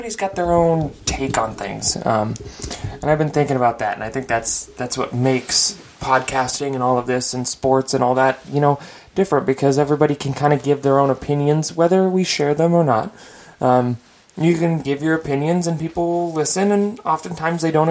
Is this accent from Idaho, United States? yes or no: yes; Lewiston, Idaho, United States; my hometown and my former alma mater, Lewis Clark State College